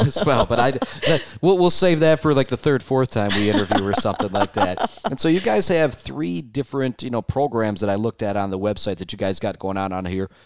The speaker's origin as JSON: {"language": "English", "town": "Shepherd", "region": "Michigan", "country": "United States", "said": "I'm from Shepherd"}